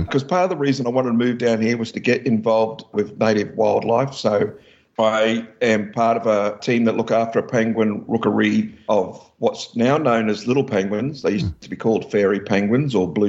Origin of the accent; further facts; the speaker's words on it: Australia